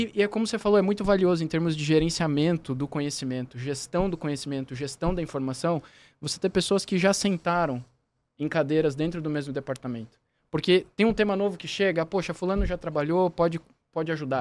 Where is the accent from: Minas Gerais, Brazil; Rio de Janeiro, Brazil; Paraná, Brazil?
Paraná, Brazil; Curitiba; moved away as an adult; now in São Paulo, Brazil; eu sou de Curitiba, sou natural de Curitiba